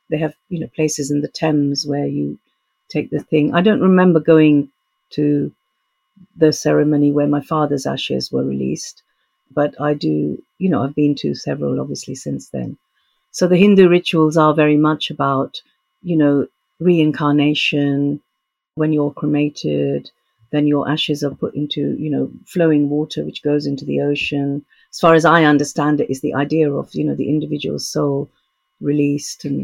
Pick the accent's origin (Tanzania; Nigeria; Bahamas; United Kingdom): Tanzania; Tanga, Tanga Region; born there; also born or lived in India; My upbringing was sort of in three continents. You know, I was born in Tanga, Tanzania, but my dad was a teacher, Punjabi, so every three years we used to go back to India for like a visit come back to Africa.